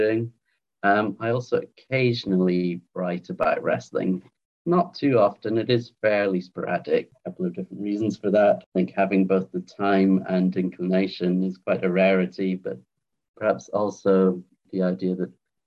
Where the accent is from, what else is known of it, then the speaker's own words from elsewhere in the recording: Edinburgh, Scotland, United Kingdom; also born or lived in London / Thailand; now in Salford, United Kingdom; I was born in London, but spent most of my childhood in Edinburgh in Scotland. But I currently live in Salford in Greater Manchester